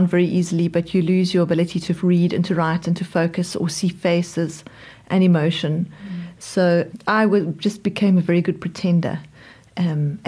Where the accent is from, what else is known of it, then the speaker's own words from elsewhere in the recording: Johannesburg, Gauteng, South Africa; now in Cape Town, South Africa; I was born in Johannesburg.